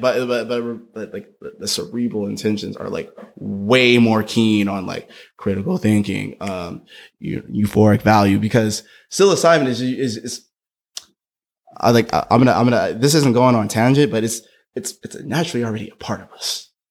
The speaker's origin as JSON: {"language": "English", "town": "Berkeley", "region": "California", "country": "United States", "tie": "born or raised there", "said": "my hometown, B Town"}